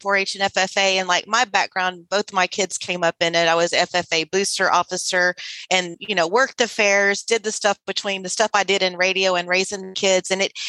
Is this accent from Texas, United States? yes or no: yes; Sealy, Texas, United States; I'm a Sealy girl. My hometown and my roots are in Sealy in Austin County